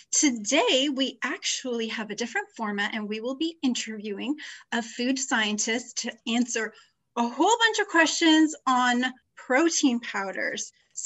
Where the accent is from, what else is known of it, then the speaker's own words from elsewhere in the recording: Canada; as a Canadian